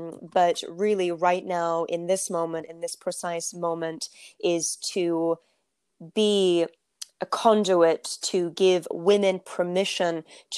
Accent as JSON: {"language": "English", "country": "Turkey", "said": "I come from, I'm from Turkey, so I come from a culture that that really is a story of, you know, women are supposed to be at home"}